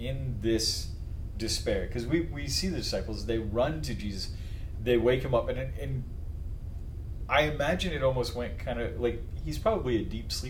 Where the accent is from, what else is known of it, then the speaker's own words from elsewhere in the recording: Las Vegas, Nevada, United States; growing up in Las Vegas, we spent a lot of time on Lake Mead